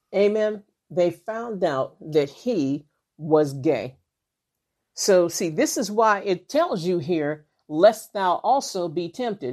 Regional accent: Western Pennsylvania, United States; I live in, like, Western Pennsylvania

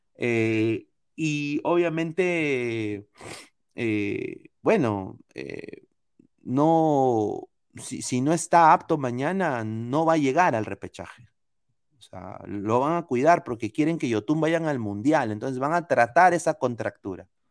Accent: Peru; now in United States; soy peruano

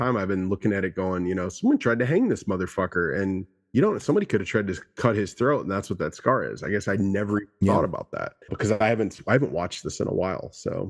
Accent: Minnesota, United States; I'm from Minnesota

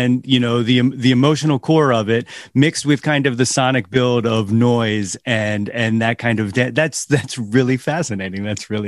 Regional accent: North Wales, Pennsylvania, United States; now in Ambler, United States; I'm currently in Ambler, PA. I grew up North Wales, always in the Philly burbs

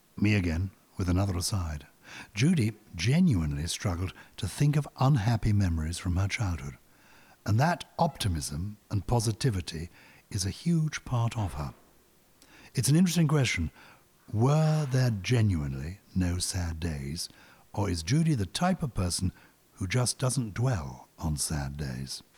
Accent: London, United Kingdom; I was brought up in London in the nineteen fifties

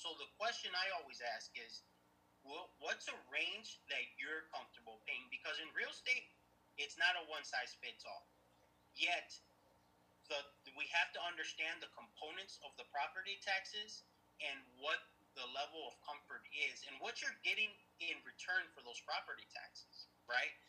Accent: Aurora, Illinois, United States; born and raised in Aurora, Illinois

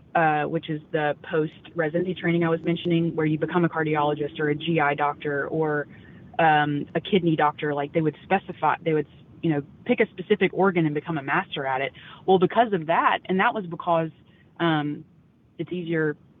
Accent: Louisiana, United States; Yeah, so growing up, honestly, I was not really, I grew up in North Louisiana, and all the men in my family were super active outdoors, especially duck hunting.

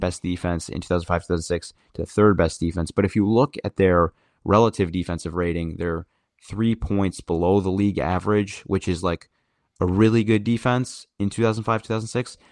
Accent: Sterling Heights, Michigan, United States; now in East Lansing, United States; I'm like, from uh, Sterling Heights, Michigan, which is about 20 miles outside of Detroit, Michigan

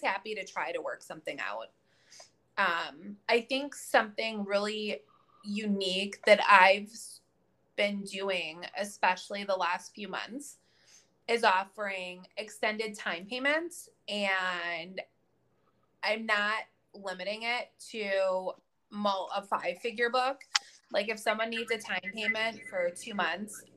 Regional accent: Rochester, New York, United States; moved away as an adult; now in Sarasota, United States; I'm down in Florida in the Sarasota area, but I'm from Western New York. I grew up in Rochester up until 3 years ago

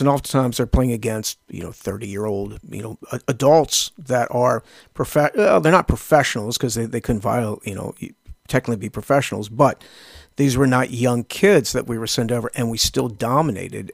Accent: United States; being an American.

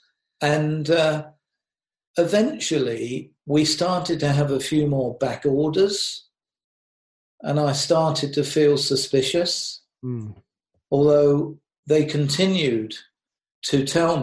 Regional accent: United Kingdom; moved away; I'm British.

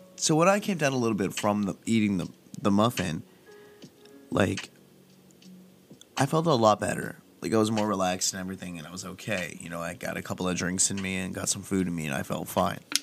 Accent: Palm Desert, California, United States; moved away; my hometown of Palm Desert

